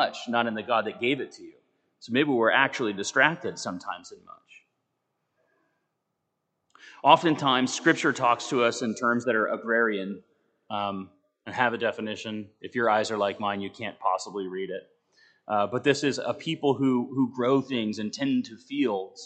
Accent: United States; as American Christians

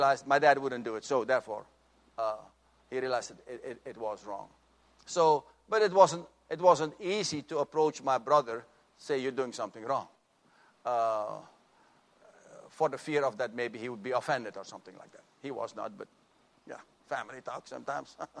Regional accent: Suriname; moved away; when I grew up in our family, in my home country of Suriname

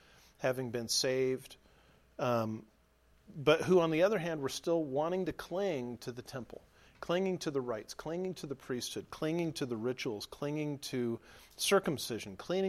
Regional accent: Southern California, United States; now in Nebraska, United States; We're from Southern California.

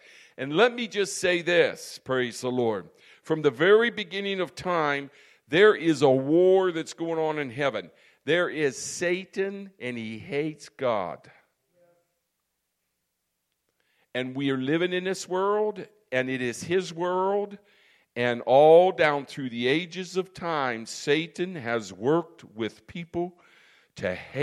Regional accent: United States; I'm an American

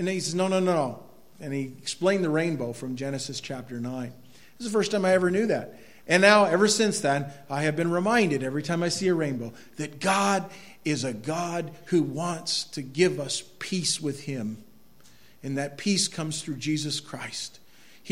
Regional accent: Quimby, Maine, United States; where I grew up in Quimby, that looked over St. Freud Lake

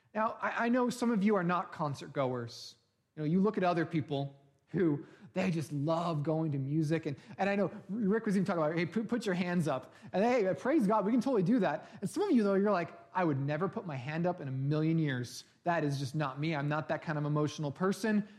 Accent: Bay Area, California, United States; moved away; I grew up in the Bay Area

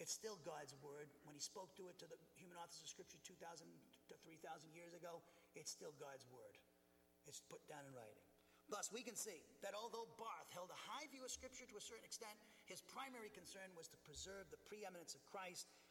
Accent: Norwood, Massachusetts, United States; my hometown, Norwood

